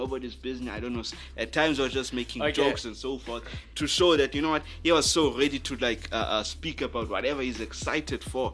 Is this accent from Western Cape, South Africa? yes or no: no; Johannesburg, Gauteng, South Africa; I'm from Johannesburg, South Africa, living in an awesome area. It's in Johannesburg South